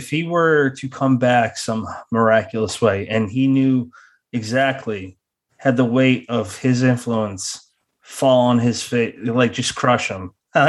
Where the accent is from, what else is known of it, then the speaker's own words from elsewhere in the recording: United States; I'm American